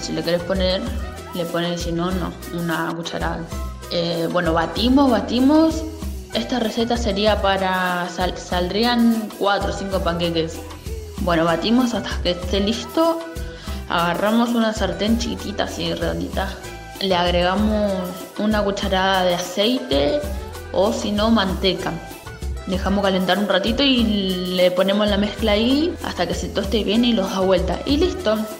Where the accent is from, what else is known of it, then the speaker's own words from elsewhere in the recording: Barrio Independencia, Buenos Aires, Argentina; soy de Barrio Independencia